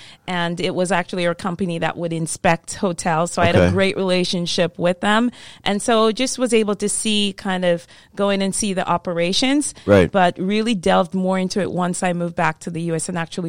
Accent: Jamaica; moved away as an adult; also born or lived in Maine; I'm from Jamaica, so it's all about yeah. tourism and beaches.

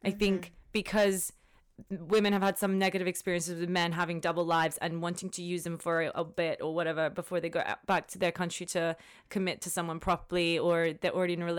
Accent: Australia; also born or lived in London, United Kingdom; I came from Australia, but I've worked in London as well.

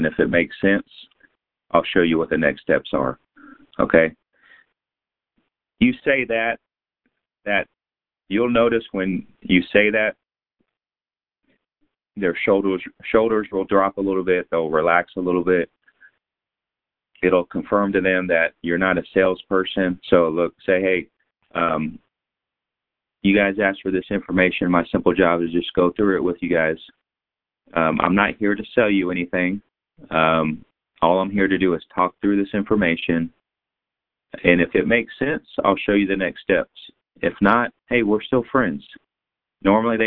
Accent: San Antonio, Texas, United States; now in Fort Worth, United States; I'm born in San Antonio. I live in Fort Worth

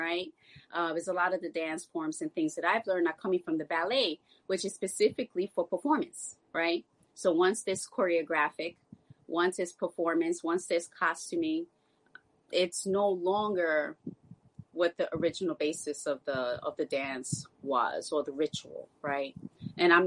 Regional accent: New York City, New York, United States; growing up in New York City, West African dance was definitely what most of us grew up

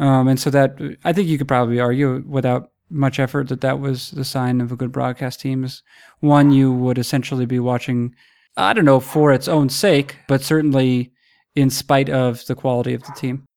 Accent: New England, United States; growing up in New England and going to Red Sox games

